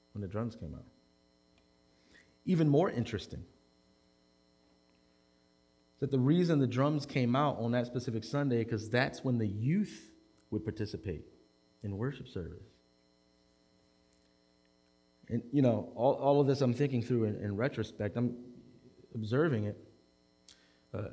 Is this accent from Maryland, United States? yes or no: yes; Baltimore, Maryland, United States; in West Baltimore City, I grew up at a Presbyterian church